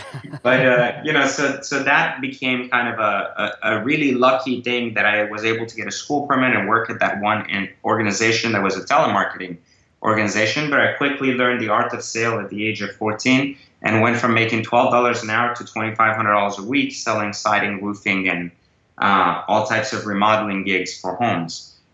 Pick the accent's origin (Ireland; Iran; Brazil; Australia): Iran; born there; moved away; also born or lived in France; I was born in Iran and actually migrated to France as a result of the revolution.